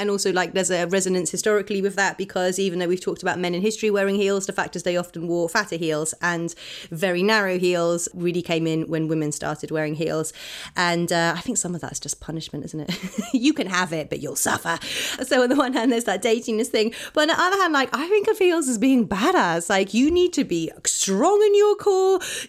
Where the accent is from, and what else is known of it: Oxford, South East England, United Kingdom; born or raised there